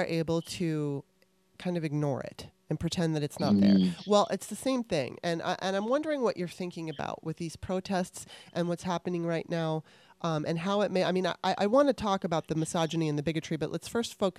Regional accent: Los Angeles, California, United States; I grew up in Los Angeles, California

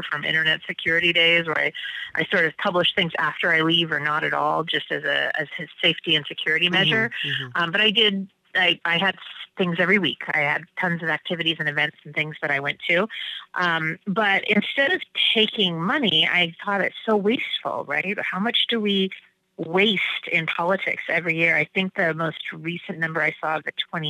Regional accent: Washington, United States; now in Maine, United States; I grew up in Washington State

